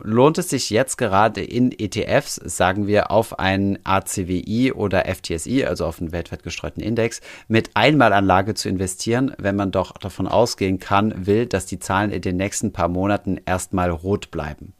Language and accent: German; Germany; also born or lived in Paris / Saarland; now in Berlin, Germany; bei uns in Deutschland